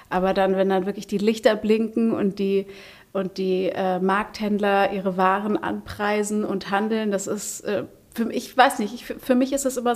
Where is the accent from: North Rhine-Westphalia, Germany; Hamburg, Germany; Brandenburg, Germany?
Hamburg, Germany; Also ich bin ja in Hamburg-Niendorf aufgewachsen